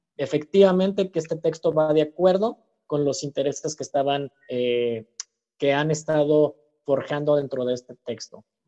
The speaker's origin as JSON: {"language": "Spanish", "country": "Mexico", "also_born_or_lived": "Chile", "said": "soy de México"}